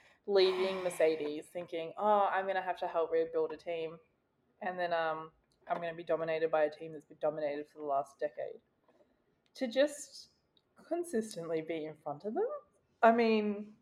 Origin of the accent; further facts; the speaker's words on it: Australia; We also need to maybe issue that we are from Australia, if you can't tell by our beautiful accents.